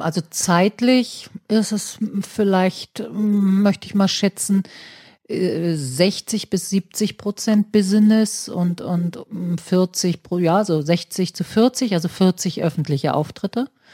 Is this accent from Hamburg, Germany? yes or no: yes; Hamburg, Germany; wir als Hamburger